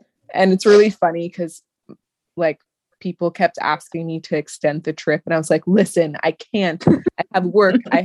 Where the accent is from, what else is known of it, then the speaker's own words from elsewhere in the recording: Montclair, New Jersey, United States; I'm from Montclair